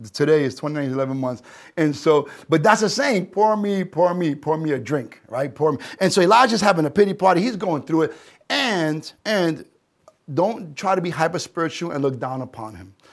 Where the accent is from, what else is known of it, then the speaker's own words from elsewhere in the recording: New York City, New York, United States; I'm a New Yorker